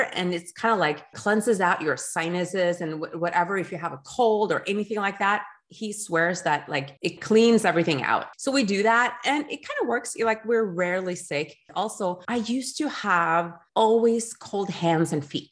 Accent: Norway; moved away as an adult; also born or lived in Geneva, Switzerland; we decided to move to Norway, which is my home country

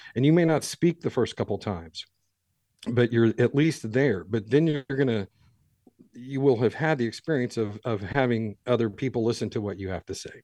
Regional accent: Ireland; I'm an Irish guy

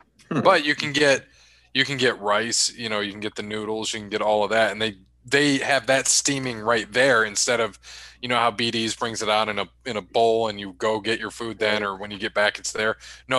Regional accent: Winnipeg, Manitoba, Canada; I'm from Winnipeg, you idiot.

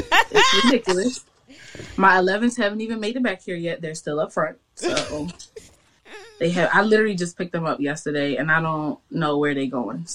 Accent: Owings Mills, Maryland, United States; also born or lived in Washington, D.C.; I am from Baltimore. I was born in D.C., but I was raised actually in Baltimore County in Owings Mills.

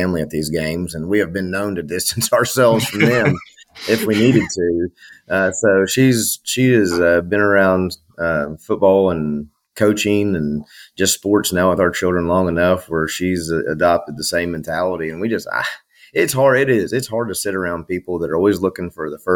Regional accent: Knoxville, Tennessee, United States; also born or lived in Strawberry Plains, Tennessee; I'm originally from Knoxville, Tennessee, and then they're in East Tennessee

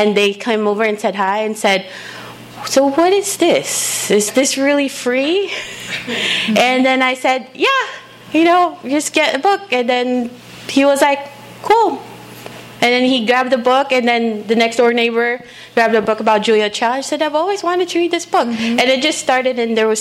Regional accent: Philippines; now in Chino, United States; as a kid growing up in the Philippines

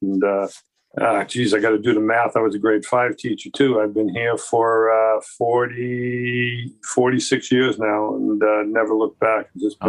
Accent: New York City, New York, United States; moved away as an adult; also born or lived in Maritimes, Canada; now in Canada; I grew up in New York City, which proud to say that I am a Canadian American citizen

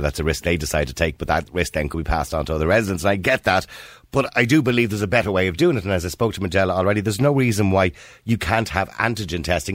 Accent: Ireland; as Irish people

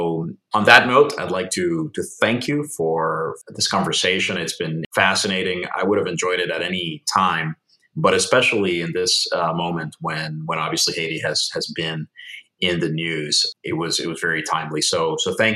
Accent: Puerto Rico; I'm from the Caribbean myself. I'm from Puerto Rico.

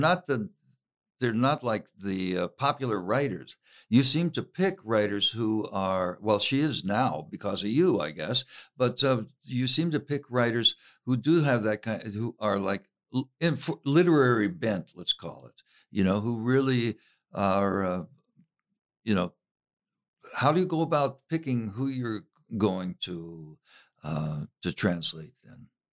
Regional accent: Harlan, Kentucky, United States; I'm from Harlan, Kentucky

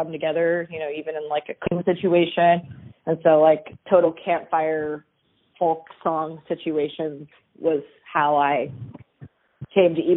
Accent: Willow, Alaska, United States; also born or lived in Anchorage, Alaska / Minneapolis / Portland; I'm from a small town called Willow, Alaska

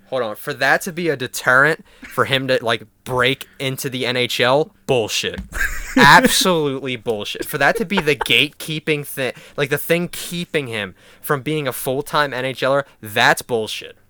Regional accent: Philadelphia, Pennsylvania, United States; I'm from Philadelphia

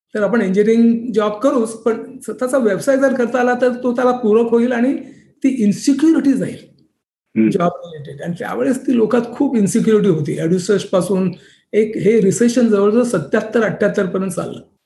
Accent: Mumbai, Maharashtra, India; now in Silicon Valley, United States; माझा जन्म मुंबईमध्ये झाला

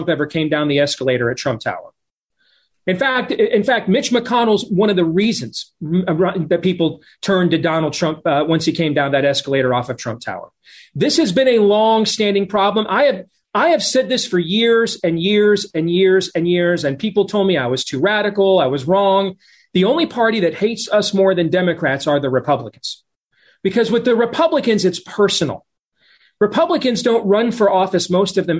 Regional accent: Iowa, United States; in my home state of Iowa

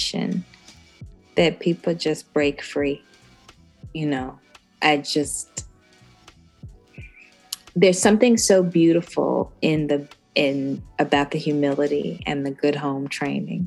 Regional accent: Birmingham, Alabama, United States; being from Birmingham

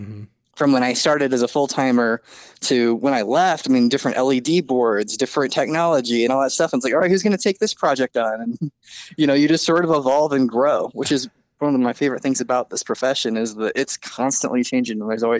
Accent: Lincoln, Nebraska, United States; moved away as an adult; also born or lived in Oregon; So I'm from Nebraska. They're a little football crazy in Lincoln.

